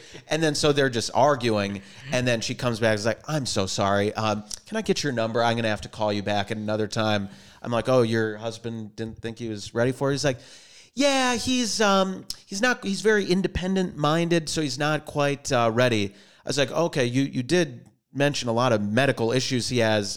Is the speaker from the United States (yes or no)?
yes; Minnesota, United States; moved away as an adult; also born or lived in Boston; now in Los Angeles, United States; from Minnesota, born and raised there, and went to college out in Boston, East Coast